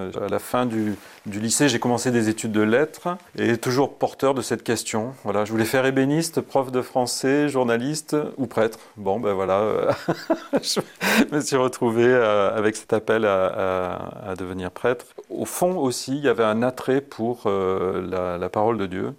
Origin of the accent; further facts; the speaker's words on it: Valence, Auvergne-Rhône-Alpes, France; also born or lived in Malissard; je suis originaire de Valence, euh, né à Valence donc en 71